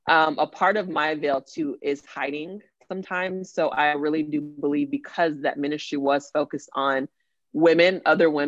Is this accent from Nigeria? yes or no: yes; Nigeria; earlier I talked about being Nigerian and I love my culture